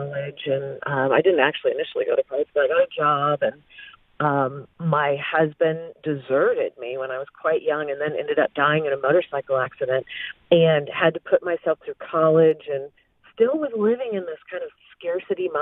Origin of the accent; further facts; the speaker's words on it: Flint, Michigan, United States; I was raised in Flint, Michigan, in a kind of a poor area